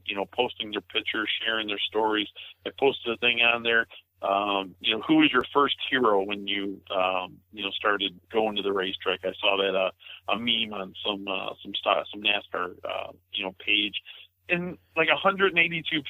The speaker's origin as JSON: {"language": "English", "town": "Blue Island", "region": "Illinois", "country": "United States", "tie": "born or raised there", "said": "my hometown of Blue Island, right down the street from Raceway Park"}